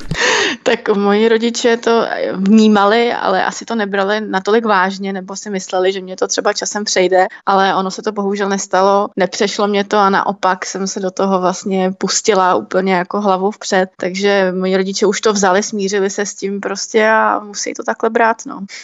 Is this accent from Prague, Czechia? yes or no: no; Krupka, Ústí nad Labem Region, Czechia; pocházím z Krupky, kde vlastně jsou problémové lokality a sledovala jsem ty problémy u nás právě v tom městě